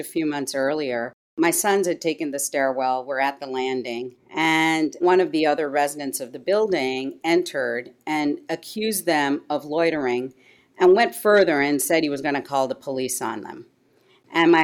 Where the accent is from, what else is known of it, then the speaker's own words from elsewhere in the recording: Canada; also born or lived in India / Asia / Montreal / Toronto; now in United States; I grew up largely in Canada. I'm of Indian background.